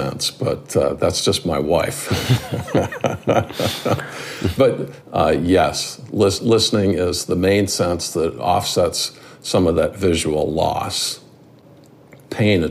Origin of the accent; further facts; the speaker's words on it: Detroit, Michigan, United States; Born and raised in the Detroit area